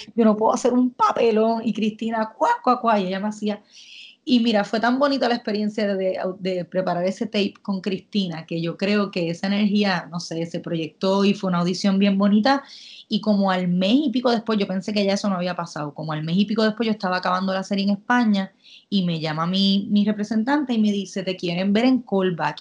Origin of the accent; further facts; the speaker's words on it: Puerto Rico; moved away as an adult; also born or lived in Manchester, United Kingdom; me mudé de Puerto Rico